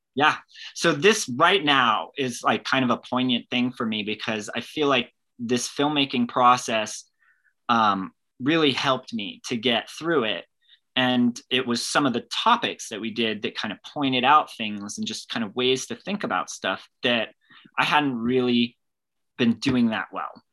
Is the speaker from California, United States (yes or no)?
yes; California, United States; I started out growing up in California, but my dad is from Scotland